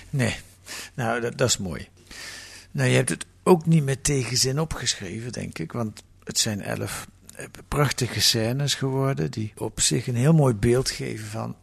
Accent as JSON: {"language": "Dutch", "country": "Netherlands", "said": "ik ben een witte Nederlander"}